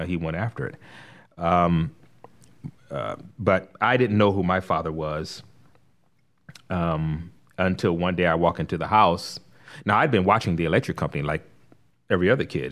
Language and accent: English; Compton, California, United States; moved away as an adult; also born or lived in Los Angeles; now in Rock Hill, United States; I'm from Los Angeles. I was born and raised there, born in L A, raised in Compton